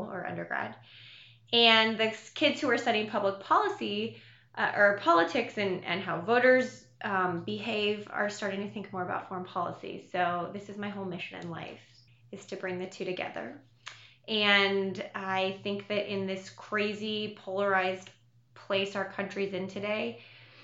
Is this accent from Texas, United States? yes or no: no; Columbus, Ohio, United States; I grew up in Columbus, and my dad taught there